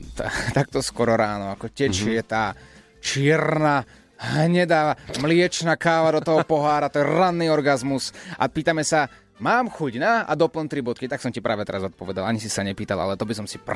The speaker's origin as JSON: {"language": "Slovak", "town": "Nitra", "region": "Nitra Region", "country": "Slovakia", "said": "z Nity."}